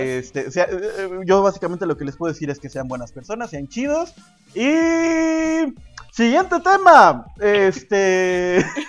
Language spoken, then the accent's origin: Spanish; Mexico; Esa actividad tan bonita que uno hace como mexicano